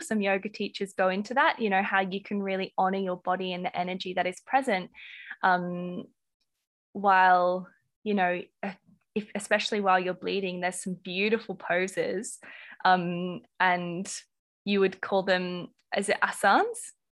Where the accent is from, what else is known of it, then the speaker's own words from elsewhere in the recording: Australia; accent: Australian; my Australian accent